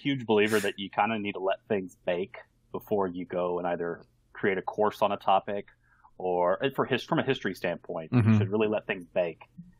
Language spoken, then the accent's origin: English; Houston, Texas, United States; moved away as an adult; now in New Zealand; I'm really ready to just settle down and make Houston my home. I want to do good things in my hometown.